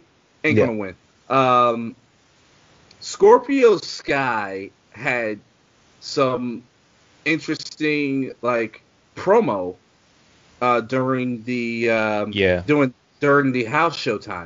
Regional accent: Philadelphia, Pennsylvania, United States; in my hometown in Philly

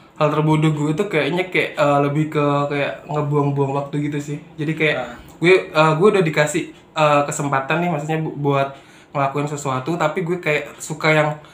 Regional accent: Manado, North Sulawesi, Indonesia; Aku asal dari Manado

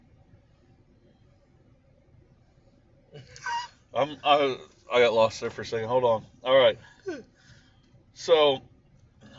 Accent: Oklahoma, United States; we're from Oklahoma. We're not from Alaska.

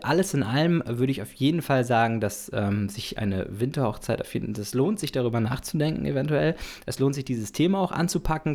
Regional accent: the North, Northern Germany, Germany; ich komme aus aus dem Norden

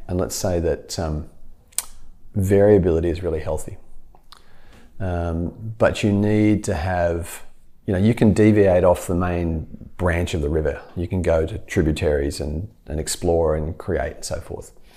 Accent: Australia; moved away; as an Australian

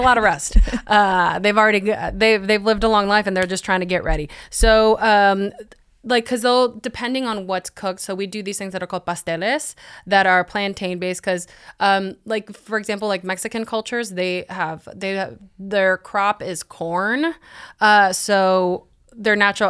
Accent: Puerto Rico; moved away as an adult; also born or lived in Los Angeles, United States; now in Atlanta, United States; I'm from Puerto Rico originally

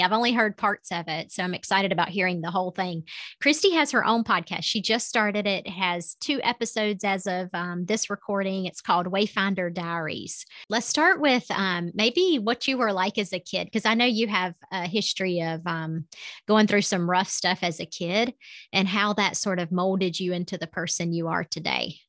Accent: the South, United States; accent: Southern; that's my Southern accent

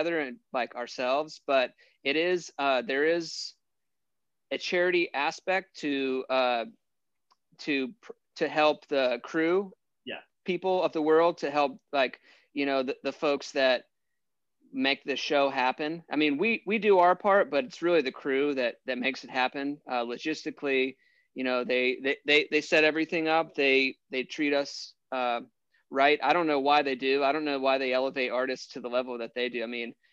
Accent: Birmingham, Alabama, United States; now in Nashville, United States; We're from Birmingham.

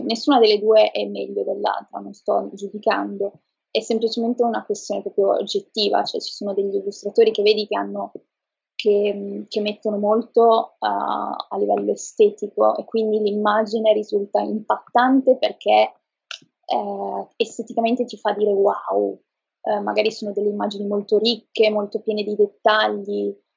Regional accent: Trieste, Friuli-Venezia Giulia, Italy; moved away as an adult; now in Milan, Italy; sono di Trieste, però vivo da qualche anno a Milano

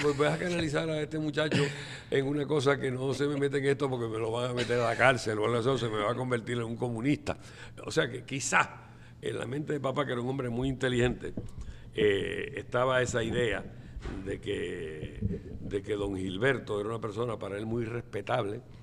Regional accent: Aibonito, Puerto Rico; yo me crié en Ay Bonito y estuve allí hasta cuarto grado.

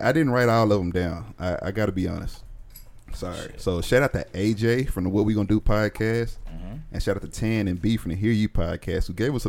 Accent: Dallas, Texas, United States; I'm from Oak Cliff.

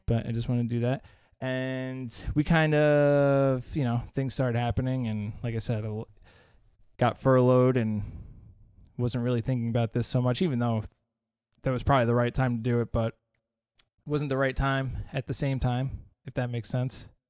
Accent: Long Island, New York, United States; we are from Long Island

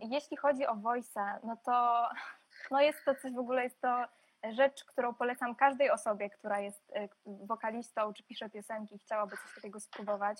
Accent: Poland; moved away as an adult; also born or lived in Belarus / Warsaw; now in London, United Kingdom; z pochodzenia Białorusinką, urodziłam się na Białorusi, ale całe swoje życie mieszkam w Polsce

